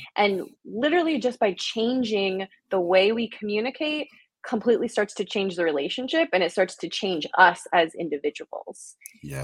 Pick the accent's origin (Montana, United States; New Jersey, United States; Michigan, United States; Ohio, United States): New Jersey, United States; moved away; I am originally from New Jersey.